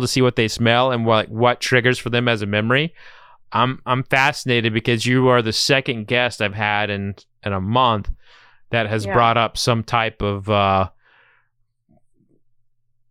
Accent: Oklahoma, United States; now in Kentucky, United States; I'm from Oklahoma, and I live in Kentucky

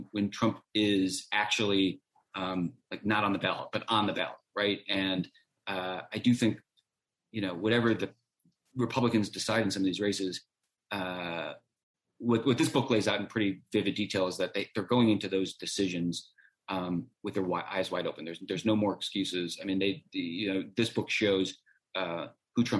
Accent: Ohio, United States; I'm from Ohio.

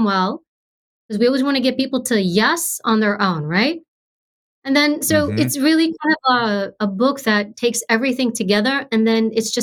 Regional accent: New York, United States; I grew up in New York, high crime area, public housing, government housing

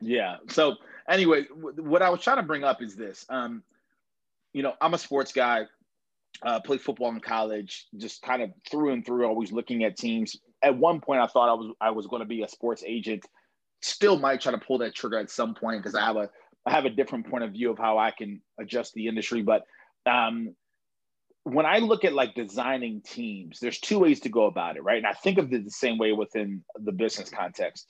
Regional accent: Baltimore, Maryland, United States; I grew up in Baltimore

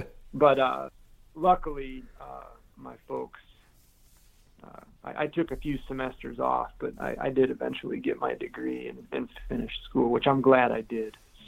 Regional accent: Caledonia, Michigan, United States; In the Lower Peninsula. I grew up in a little town. It used to be a little town called Caledonia. I was born in Grand Rapids, was the closest big city.

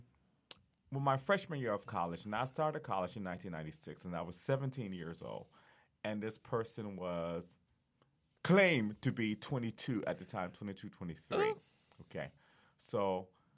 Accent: Columbus, Ohio, United States; We're from Columbus, Ohio

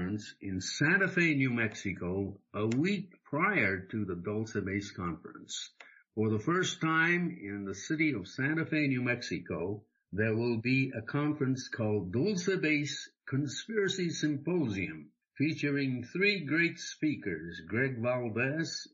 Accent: Japan; moved away; when I was growing up in Japan

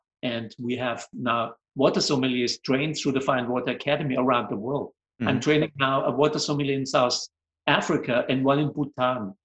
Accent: Vienna, Austria; English is a second language; moved away; I'm originally from Austria, Vienna

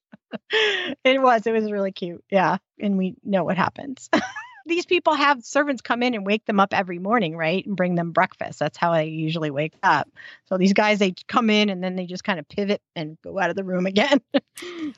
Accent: United States; accent: American; I'm American

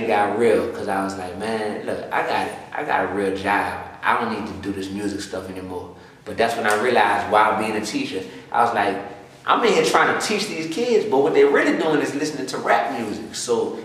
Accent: New Orleans, Louisiana, United States; I'm born and raised in New Orleans East, right there, whole life

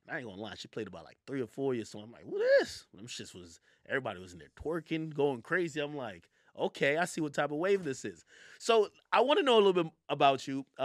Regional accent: New York, United States; I'm in LA right now, right? I'm really from New York.

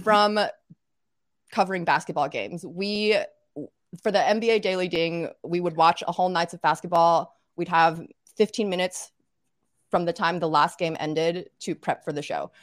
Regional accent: Little Rock, Arkansas, United States; moved away as an adult; also born or lived in North Carolina / New Orleans, Louisiana; now in New York, United States; I actually grew up in Little Rock, Arkansas

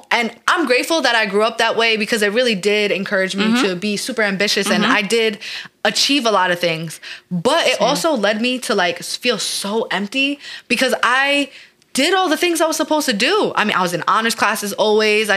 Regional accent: New York, United States; We're from New York

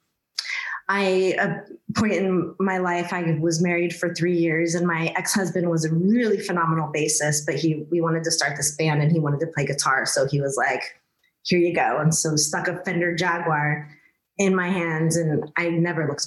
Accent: Kokomo, Indiana, United States; I was born and raised in Kokomo, Indiana

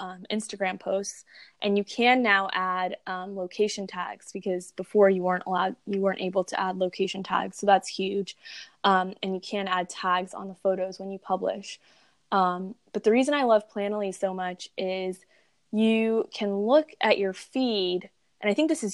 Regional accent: Texas, United States; I'm from Texas

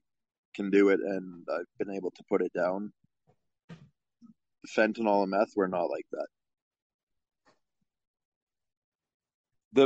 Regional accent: Calgary, Alberta, Canada; my hometown of Calgary

